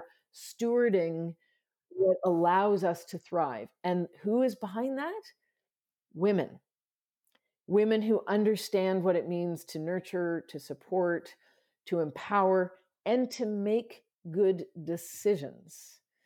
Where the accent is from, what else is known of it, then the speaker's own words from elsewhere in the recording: Canada; I'm Canadian